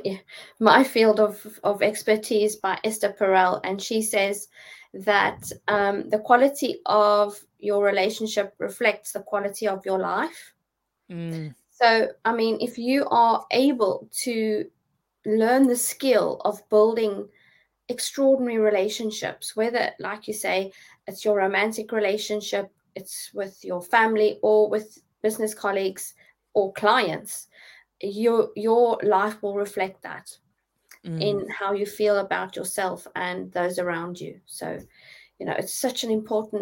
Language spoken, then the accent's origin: English; South Africa; accent: South African; moved away as an adult; now in Dorchester, United Kingdom; I'm from South Africa. I've been in the UK for 11 years now.